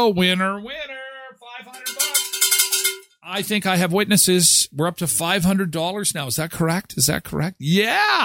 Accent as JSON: {"language": "English", "country": "Canada", "tie": "born or raised there", "said": "we grew up here in Canada, we have lived here all our lives"}